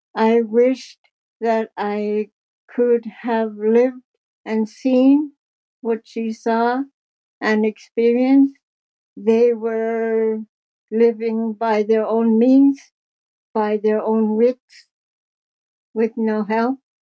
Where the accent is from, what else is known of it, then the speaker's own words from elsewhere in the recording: Kuujjuarapik, Quebec, Canada; now in Stratford, Canada; I'm 71 years old. I was born in Great Whale River, Nunavik, Quebec.